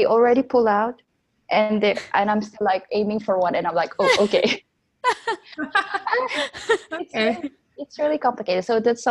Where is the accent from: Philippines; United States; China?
Philippines; moved away as an adult; now in France; I'm in France right now. I come from Philippines originally.